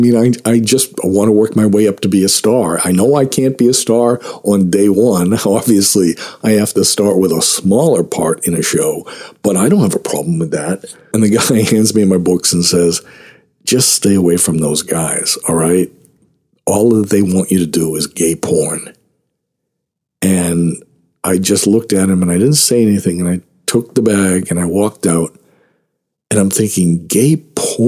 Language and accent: English; Boston, Massachusetts, United States; also born or lived in Hollywood, Los Angeles; now in Los Angeles, United States; I'm from Boston, but I just moved out here